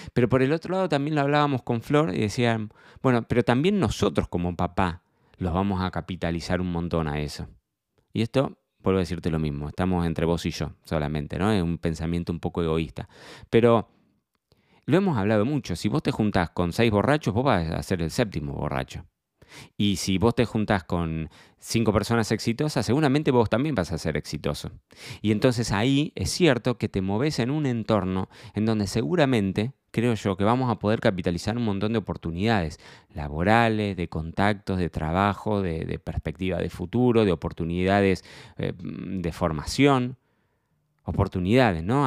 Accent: Carlos Casares, Buenos Aires Province, Argentina; moved away as an adult; me marcó mi infancia en Casares

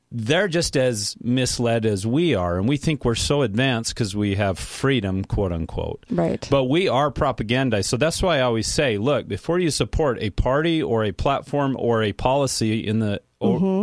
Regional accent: United States; thinking as an American

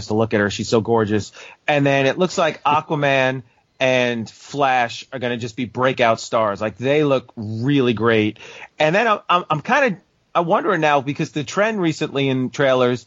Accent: New York, United States; accent: New York; my New York accent

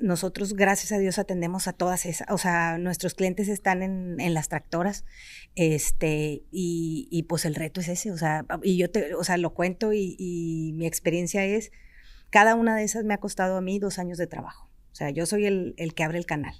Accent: Mexico; also born or lived in Germany; yo soy felizmente mexicana y me regresé

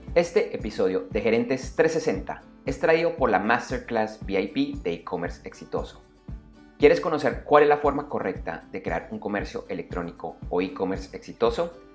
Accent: Bogotá, Colombia; now in Medellín, Colombia; Yo soy de Bogotá, pero yo vivo en Medellín

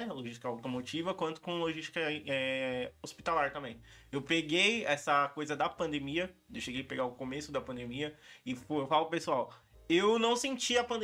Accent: São Bernardo do Campo, São Paulo, Brazil; Nasci, nasci, fui criado em São Bernardo do Campo, morei 22 anos lá.

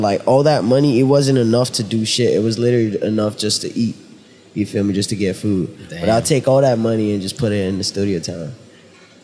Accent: Nigeria; now in United States; Originally from Nigeria

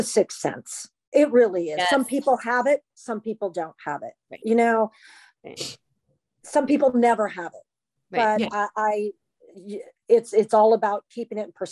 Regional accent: Kansas, United States; moved away; I'd been at Kansas. I'm from Kansas.

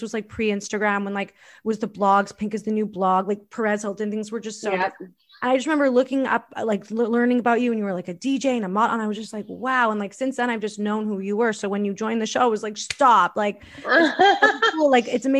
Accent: Canada; we are from Canada.

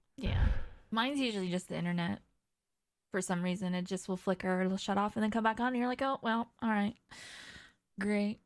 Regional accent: near the Bay Area, California, United States; moved away; growing up in California near the Bay Area

